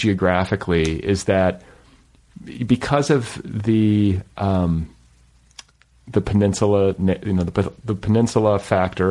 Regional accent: Midwest, United States; now in Los Angeles, United States; I'm a kid from the Midwest who was raised in suburbs that were pretty antiseptic.

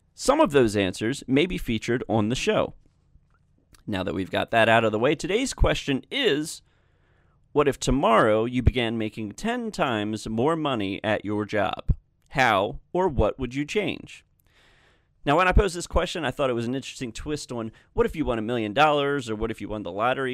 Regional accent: Maryland, United States; my home state of Maryland

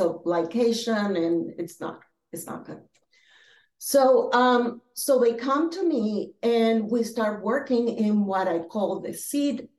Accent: Philadelphia, Pennsylvania, United States; also born or lived in Boston, Massachusetts / Venezuela; now in Florida, United States; I was born in Boston, Massachusetts. I grew up in Philadelphia, but I also grew up in Venezuela because my parents, like your parents, are from there

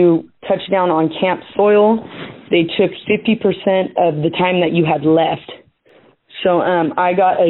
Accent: San Lorenzo Valley, California, United States; I was raised in the San Lorenzo Valley, and my hometowns are on fire right now

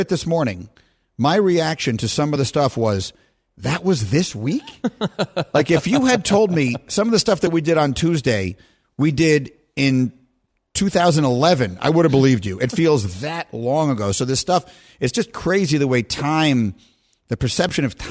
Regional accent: New York, United States; moved away; I'm a kid from New York. I lived in apartments all my life

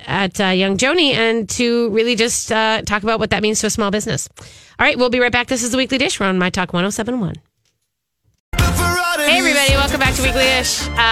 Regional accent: the North, United States; I was from the North

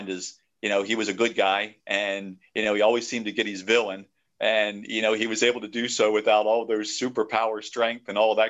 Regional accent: York County, Pennsylvania, United States; I was born and raised in York County. I lived here all my life

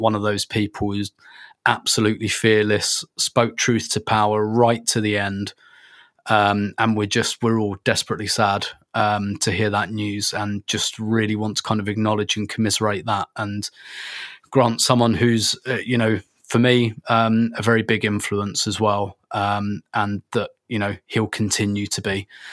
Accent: England, United Kingdom; we're all from England

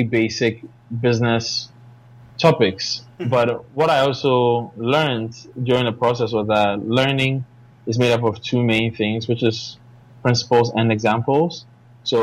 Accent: Ghana; I'm from Ghana, and I'm a tech entrepreneur

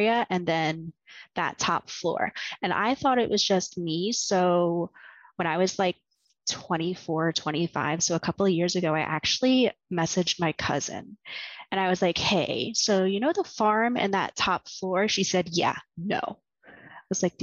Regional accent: eastern Virginia, United States; moved away as an adult; now in New York, United States; I'm originally from Virginia, the very eastern part of it, around like the Jamestown settlement area, Jamestown, Yorktown, William and Mary, that kind of area

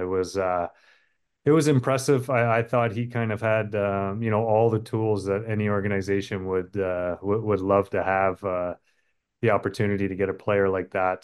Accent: Canada; being a Canadian

